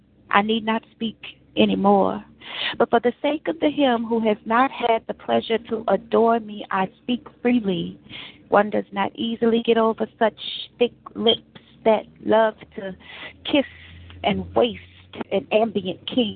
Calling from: San Francisco, California, United States; Hey, this is … I'm calling from San Francisco.

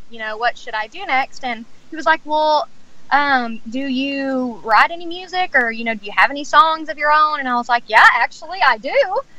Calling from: Texas, United States; Yes, I'm I'm, I'm actually calling in from Texas.

